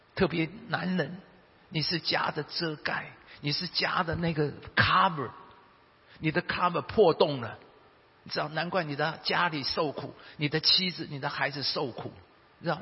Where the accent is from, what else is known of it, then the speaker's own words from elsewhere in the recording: Taiwan; 我们台湾人的背景